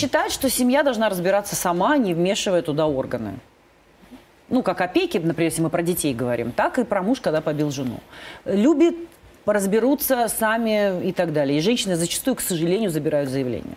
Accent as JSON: {"language": "Russian", "town": "Kirovsk", "region": "Leningrad Oblast", "country": "Russia", "tie": "born or raised there", "said": "по улице моего родного города"}